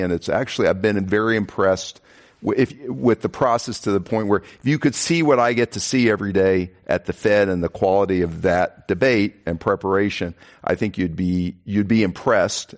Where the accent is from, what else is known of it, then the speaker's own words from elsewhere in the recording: Kansas, United States; now in Texas, United States; I come from Kansas